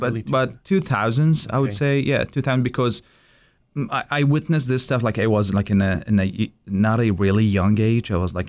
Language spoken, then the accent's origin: English; Baghdad, Baghdad Governorate, Iraq; born there; English is a second language; I was born in Baghdad in Zayouna. This is one of the places that a lot of engineers, officers, doctors, live there.